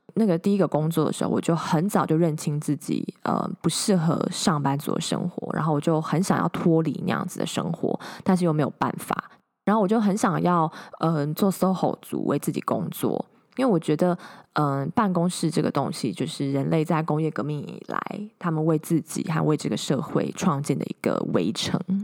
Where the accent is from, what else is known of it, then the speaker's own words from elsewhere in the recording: Hsinchu, Taiwan; moved away as an adult; also born or lived in Taipei, Taiwan / Austin, Texas, United States; now in Silicon Valley, United States; 我是个土生土长的台湾人，在新竹出生，后来到台北念书工作